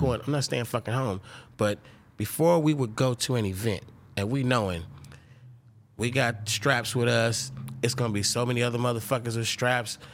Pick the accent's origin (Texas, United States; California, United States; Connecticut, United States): California, United States; Oakland; I'm from Oakland, California.